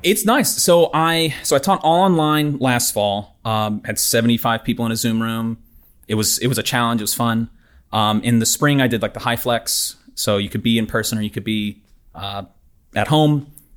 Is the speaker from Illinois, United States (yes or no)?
no; Knoxville, Tennessee, United States; moved away as an adult; also born or lived in Houston, Texas; now in Auburn, United States; I'm from Knoxville, Tennessee originally